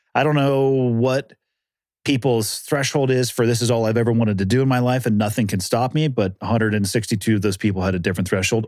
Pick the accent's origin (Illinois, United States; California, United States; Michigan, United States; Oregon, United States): California, United States; I'm from California, born and raised